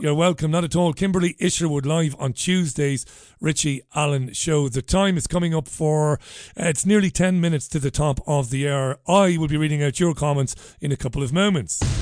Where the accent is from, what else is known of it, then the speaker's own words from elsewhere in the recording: Waterford, Munster, Ireland; now in United Kingdom; growing up in Ballybeg in Waterford